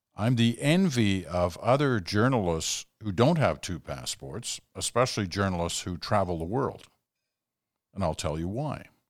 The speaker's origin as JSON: {"language": "English", "country": "United Kingdom", "tie": "born or raised there", "moved": "yes", "lives_now": "Canada", "said": "I was born in Britain"}